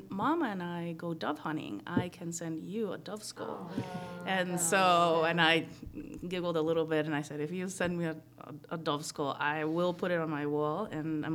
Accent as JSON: {"language": "English", "country": "Guatemala", "tie": "born or raised there", "moved": "as an adult", "lives_now": "United States", "said": "I'm from Guatemala, born and raised, and then I came to the States when I came to college"}